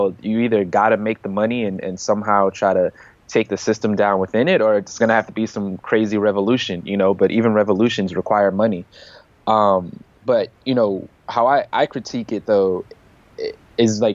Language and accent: English; United States; we as American citizens